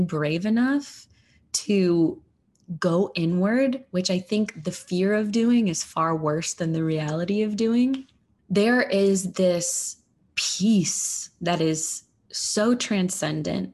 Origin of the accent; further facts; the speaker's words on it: United States; as an American